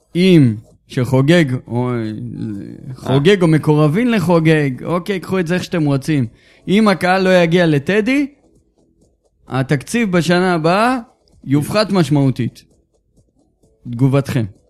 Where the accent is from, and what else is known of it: Israel